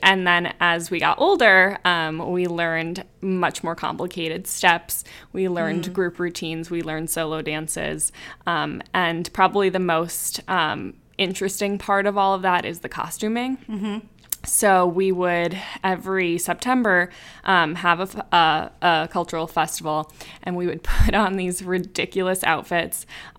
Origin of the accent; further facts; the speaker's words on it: Slovakia; is from the Czech Republic, but that's not actually where I'm from. I'm from the Slovakia side